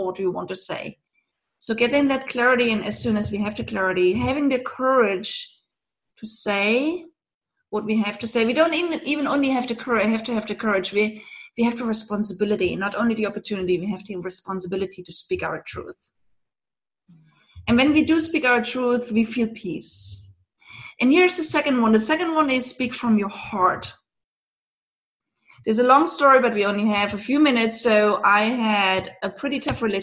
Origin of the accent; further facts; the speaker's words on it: eastern Germany, Germany; moved away; I grew up in Eastern Germany